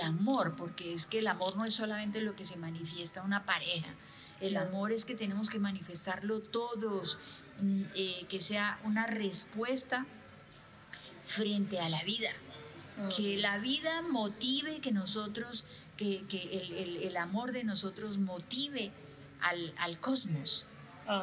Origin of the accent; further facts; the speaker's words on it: Bucaramanga, Santander, Colombia; nací en Bucaramanga